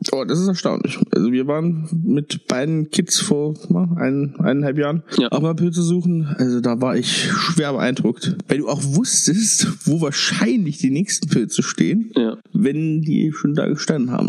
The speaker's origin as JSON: {"language": "German", "country": "Germany", "said": "Bin ja auch aus dem Harz"}